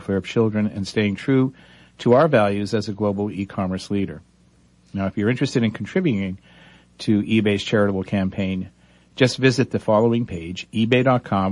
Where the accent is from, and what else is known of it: New England, United States; born or raised there